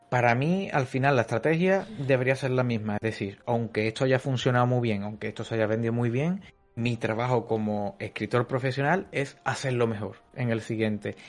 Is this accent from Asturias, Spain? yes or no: no; Cádiz, Andalusia, Spain; en la ciudad de Cádiz, que es una ciudad de aquí del sur de España, que es de donde soy yo